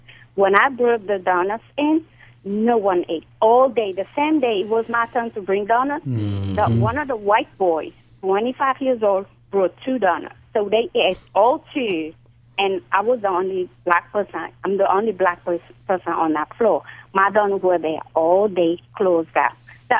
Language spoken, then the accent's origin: English; Senegal; now in United States; I was born and raised in Senegal, West Africa.